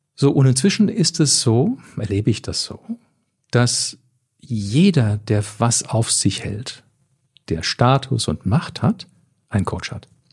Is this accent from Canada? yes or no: yes; Canada; moved away; also ich komme ja aus Kanada